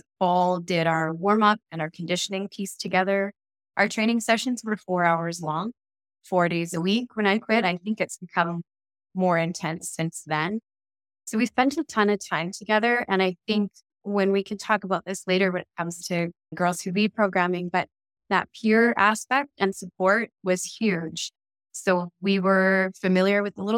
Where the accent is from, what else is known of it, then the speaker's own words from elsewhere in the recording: Cranbrook, British Columbia, Canada; I grew up in Cranbrook, BC, mostly